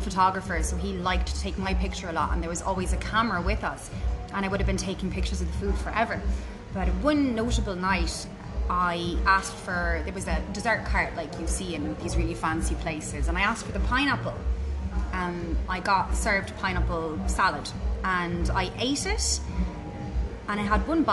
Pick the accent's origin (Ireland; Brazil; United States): Ireland; as Irish, self-deprecating humans